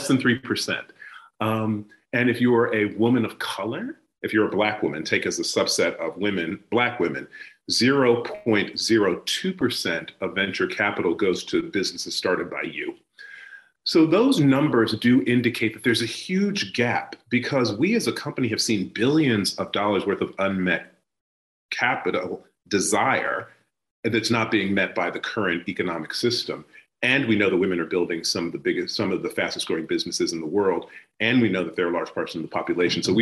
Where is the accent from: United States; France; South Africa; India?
United States; Tuskegee, Alabama; now in United Kingdom; I was born and raised in the United States. I was born in the Deep South in Tuskegee, Alabama